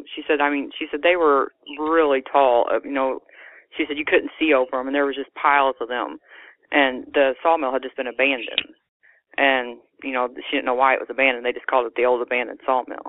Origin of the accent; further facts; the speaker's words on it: Illinois, United States; now in Naylor, Missouri, United States; I was born in Illinois